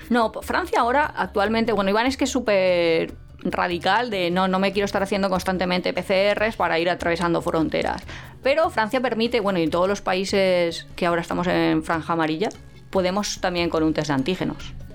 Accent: Valencia, Valencian Community, Spain; yo soy de Valencia

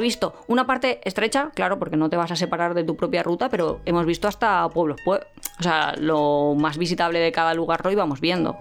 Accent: Valencia, Valencian Community, Spain; yo soy de Valencia

